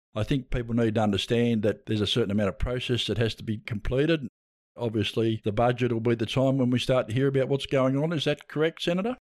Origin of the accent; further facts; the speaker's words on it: Tasmania, Australia; moved away; also born or lived in Launceston; I'm a Tasmanian as well